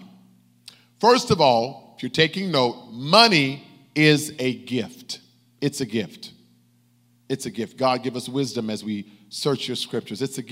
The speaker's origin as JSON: {"language": "English", "country": "United States", "said": "as American Christians"}